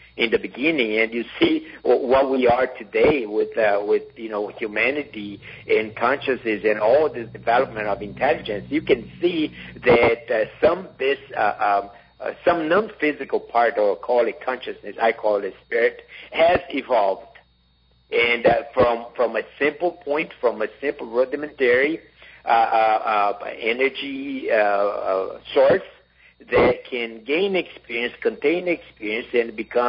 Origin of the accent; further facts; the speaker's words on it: Brazil; in Brazil, or my home country